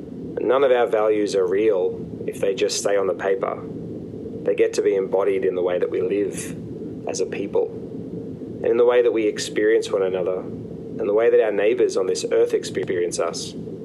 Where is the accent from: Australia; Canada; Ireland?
Australia; moved away as an adult; now in United States; Even though I don't sound American, which is because I was born in Australia, which I am also so supremely proud to be, I naturalized here as a US citizen around 6 years ago and have lived here for 11 years.